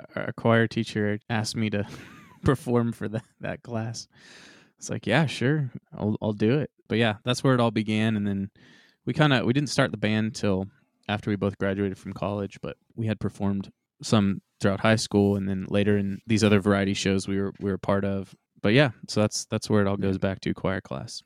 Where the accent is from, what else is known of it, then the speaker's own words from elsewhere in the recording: Texas, United States; Growing up in Missouri County, Texas